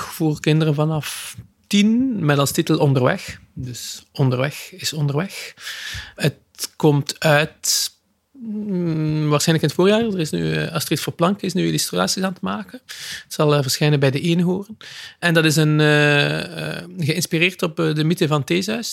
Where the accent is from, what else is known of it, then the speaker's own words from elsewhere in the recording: West Flanders, Belgium; ik ben zelf een West-Vlaming